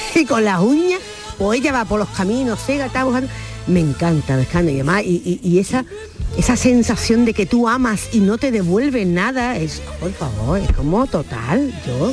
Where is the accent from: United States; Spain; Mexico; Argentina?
Spain; Málaga, Andalusia; nací en Capuchino? es mi barrio de nacimiento aquí en Málaga